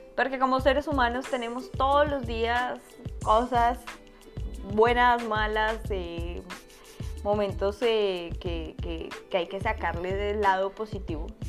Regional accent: Bogotá, Colombia; moved away as an adult; now in United States; soy de Colombia, soy bogotana

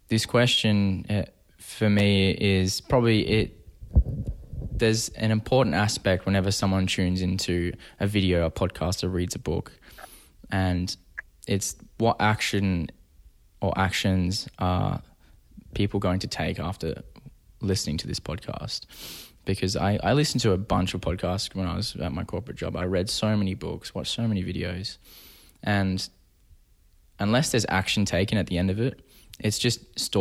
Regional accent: Perth, Western Australia, Australia; now in Toronto, Canada; I grew up in Perth, Western Australia, which is a smaller city to Toronto.

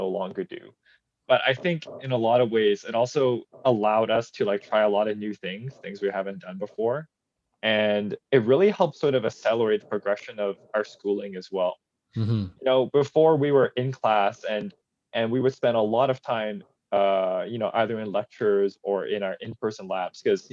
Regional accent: Richmond, British Columbia, Canada; now in Burnaby, Canada; born and raised in Richmond

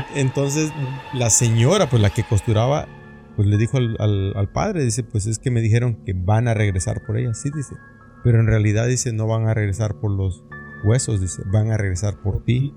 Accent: Mexico; also born or lived in Tabasco / Oaxaca; now in United States; estoy de Tabasco y de Oaxaca

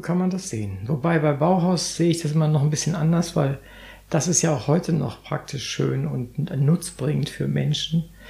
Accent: Northern Germany, Germany; als Norddeutscher

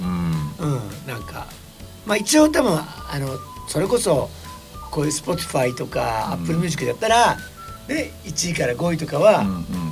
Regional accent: Kisarazu, Chiba, Japan; うちの地元は木更津

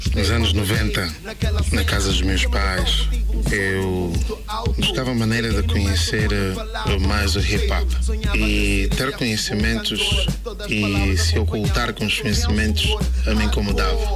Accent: Angola; also born or lived in Tanzania

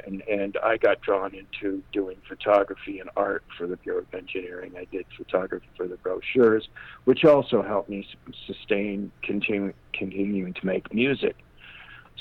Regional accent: Toronto, Ontario, Canada; also born or lived in Winnipeg; I was born in Winnipeg, but they took me to Toronto when I was a baby, so I was raised in Toronto.

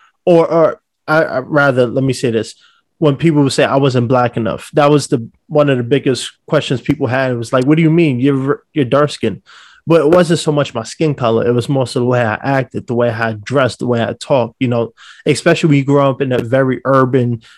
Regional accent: New York City, New York, United States; now in Los Angeles, United States; I'm from New York City, so we're very outspoken

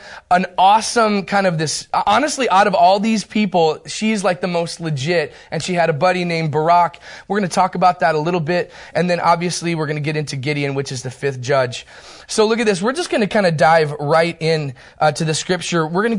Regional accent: Turkey; born there; I was born in Turkey, the nation of Turkey, which explains a lot, actually.

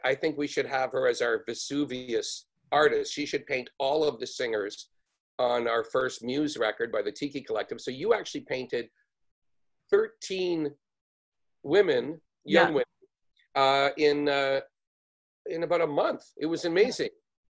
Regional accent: Canada; also born or lived in New York; as a Canadian.

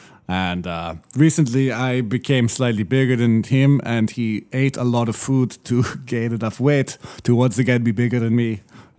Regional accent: Lithuania; English is a second language; Well, growing up in Lithuania, we are, of course, about 10 to 20 years behind.

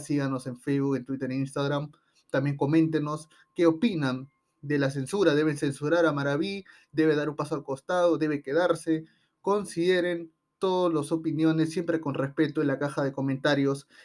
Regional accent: Peru; los perjudicados somos los propios peruanos

